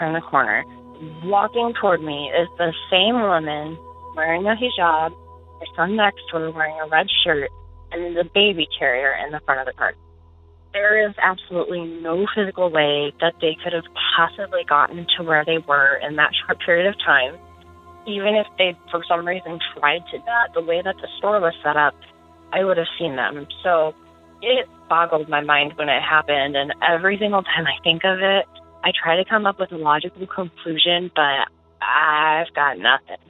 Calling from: Omaha, Nebraska, United States; I am calling from Omaha, Nebraska

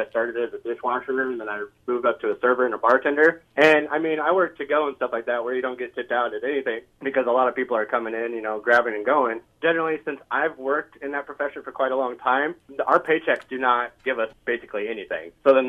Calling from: West Des Moines, Iowa, United States; I'm calling from West Des Moines.

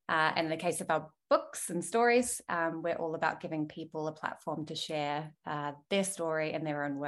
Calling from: Melbourne, Victoria, Australia; I'm dialing in from Wurundjeri Woiwurrung country, close to the Mary Mary in the north of Melbourne.

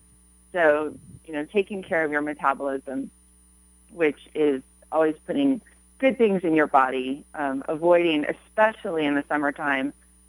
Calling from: Vail, Colorado, United States; I'm joining you from Vail, Colorado.

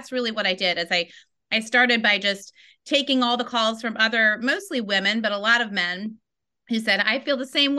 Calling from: Washington, District of Columbia, United States; I am calling in from Washington, D.C. this morning.

